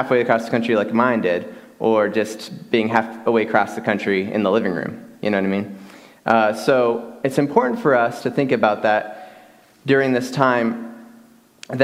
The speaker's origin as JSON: {"language": "English", "region": "Michigan", "country": "United States", "tie": "born or raised there", "moved": "yes", "lives_now": "West Texas, United States", "said": "Growing up in Michigan, I grew up in a home that I had a stepfather who was kind of very, very distant"}